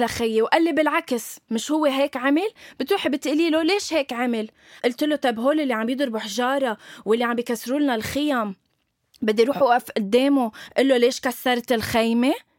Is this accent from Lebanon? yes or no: yes; Lebanon; علم بلدي